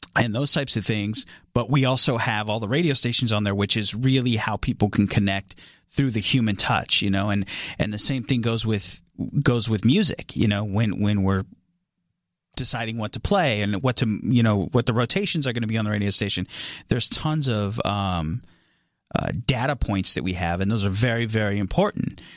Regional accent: Atwater, California, United States; moved away as an adult; also born or lived in Tucson, Arizona; I am from a very small town in California called Atwater, California. Uh, that's where I grew up.

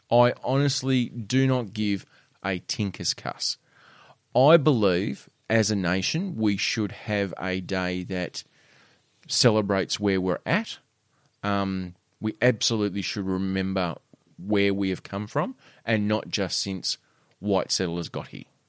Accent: Australia; this is the Australian in me. This is the true, as a Aussie as I get

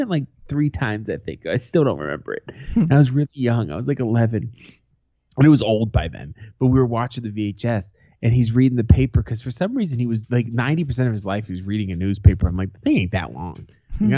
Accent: United States; I'm an American.

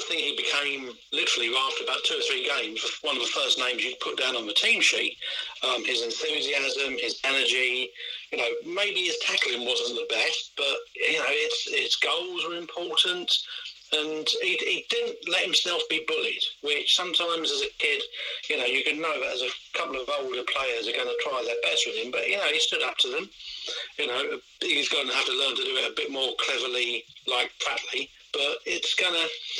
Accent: Wales, United Kingdom; Oh, sorry, Tom, but we're Welsh, really.

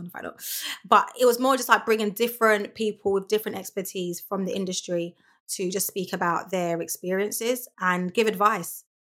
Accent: London, United Kingdom; I grew up in, born and raised in Lewisham

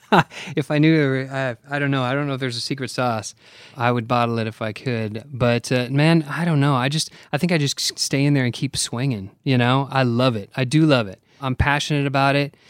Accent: Oregon, United States; moved away as an adult; now in Nashville, United States; I grew up in Oregon

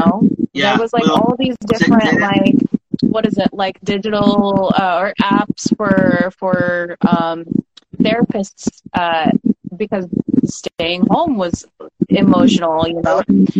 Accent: Manhattan, New York, United States; I grew up in Manhattan

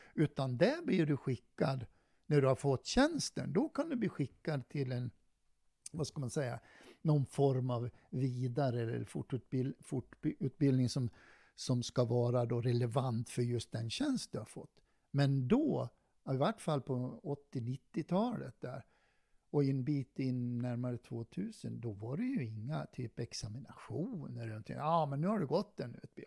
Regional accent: Dalarna County, Sweden; accent: Dalarna dialect; moved away as an adult; also born or lived in Stockholm / Varberg; now in Örebro, Sweden; Jag kommer ju från Dalarna och det är väl ingen som tvekar på det. De hör väl min dialekt

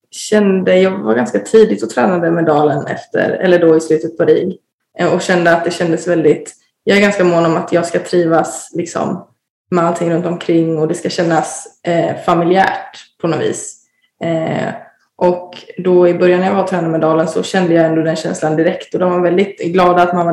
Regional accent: Varberg, Halland County, Sweden; jag ville närmare till familjen och närmare eh, hem där jag kommer ifrån. Så, så att det var väl ändå eh, Varberg som lockade mest hela tiden.

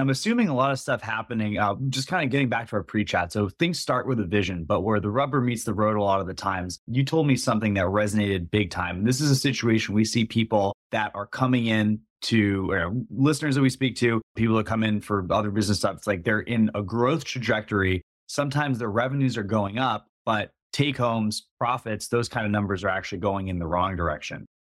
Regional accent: East Coast, United States; I grew up on the East Coast

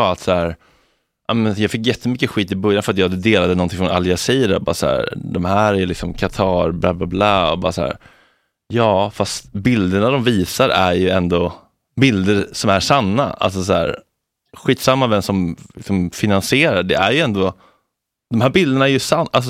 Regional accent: Sweden; som svensk och liksom västerlänning så har man ju ett stort förtroende för våra media-outlets.

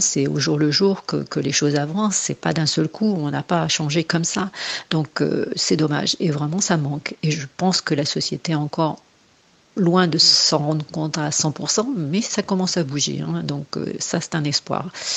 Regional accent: Angoulême, Nouvelle-Aquitaine, France; moved away as an adult; also born or lived in Bordeaux; j'ai commencé à partir à Bordeaux, puisque j'étais d'Angoulême.

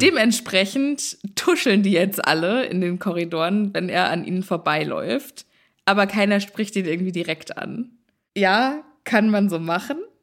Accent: Germany; also born or lived in Texas; wir Deutschen

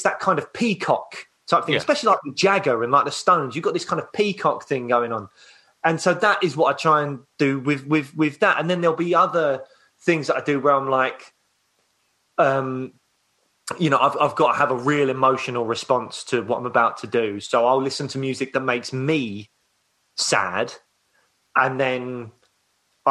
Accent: London, United Kingdom; also born or lived in Croydon; I grew up in Peckham. So, mainly all just like South London

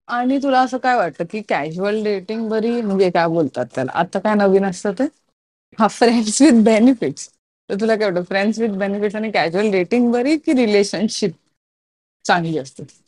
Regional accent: Mumbai, Maharashtra, India; मी मुंबईकर आहे

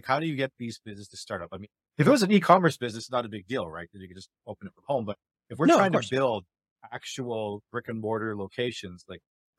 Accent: Canada; I'm Canadian Filipino.

